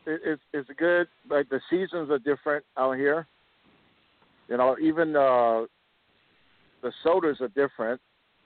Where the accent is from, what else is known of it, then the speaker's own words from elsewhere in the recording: the East Coast, Northeast, United States; now in West Coast, United States; Well, I was born and raised on the East Coast, man.